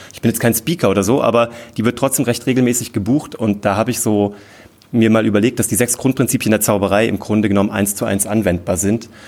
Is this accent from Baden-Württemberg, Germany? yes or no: no; Kassel, Hesse, Germany; von der Stadt Kassel, wo ich herkomme